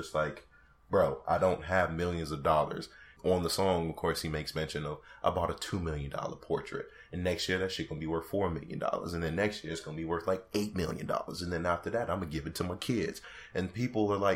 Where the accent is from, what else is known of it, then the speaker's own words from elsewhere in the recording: Chicago, Illinois, United States; I'm from Chicago